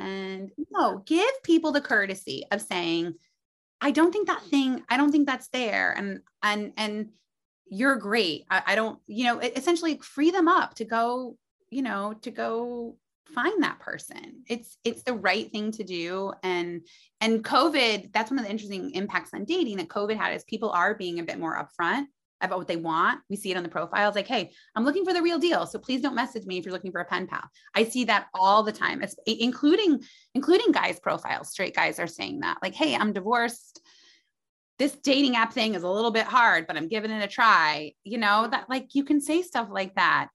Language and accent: English; Muncie, Indiana, United States; moved away as an adult; now in New York City, United States; I was from Muncie, Indiana